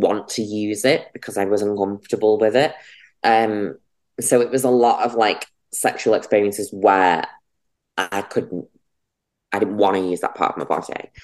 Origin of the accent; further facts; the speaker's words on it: Runcorn, North West England, United Kingdom; moved away as an adult; also born or lived in London; now in Manchester, United Kingdom; I grew up in Runcorn and Frodsham.